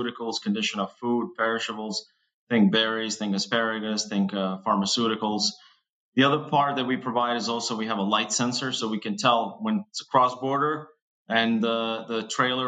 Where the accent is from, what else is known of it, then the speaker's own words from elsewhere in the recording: Kosovo; now in Boston, United States; I'm originally from Kosovo, which is, I'm Albanian